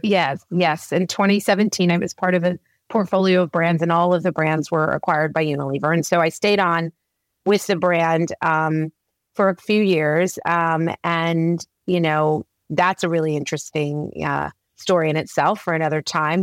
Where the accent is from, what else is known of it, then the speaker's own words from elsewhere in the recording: Oklahoma, United States; moved away; growing up in Oklahoma, it was such a sports driven community